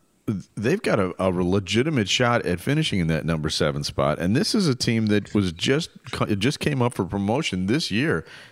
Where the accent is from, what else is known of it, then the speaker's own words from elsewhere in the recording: United States; as an American